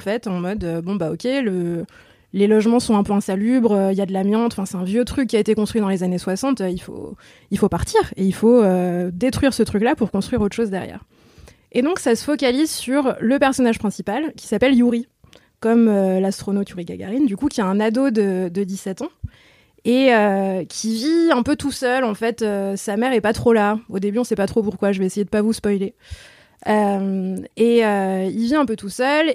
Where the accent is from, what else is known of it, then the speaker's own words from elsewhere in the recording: Lyon, Auvergne-Rhône-Alpes, France; accent: Lyonnais; je suis lyonnaise, je peux pas le cacher.